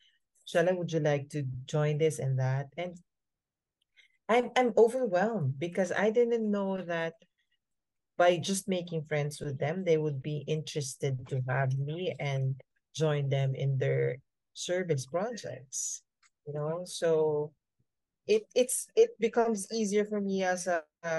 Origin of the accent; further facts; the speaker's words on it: Manila, Metro Manila, Philippines; also born or lived in Bohol; I was born in Bohol, but Bohol is in Visayas, for your information. So it's near Cebu, Indra. Okay. I was born there, but before I turned one, I was moved here in Manila